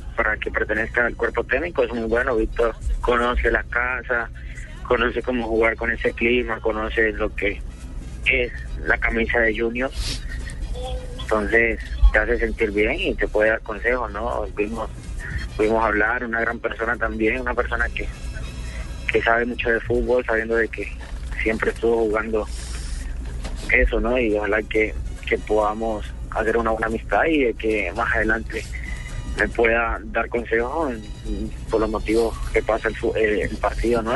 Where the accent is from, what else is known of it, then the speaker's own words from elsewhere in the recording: Palmar de Varela, Atlántico, Colombia; also born or lived in Cali; now in Barranquilla, Colombia; la gente de mi pueblo